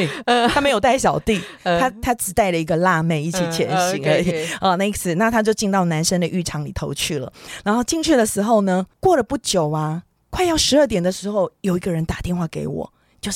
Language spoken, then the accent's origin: Chinese; Taiwan; 我要跟你报告一下，我没有出卖你哦，我没有说我是台湾人。